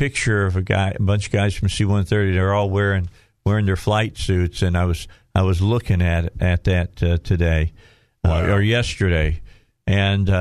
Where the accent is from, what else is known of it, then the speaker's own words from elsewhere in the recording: outside of Gary, Indiana, United States; I grew up outside of Gary, Indiana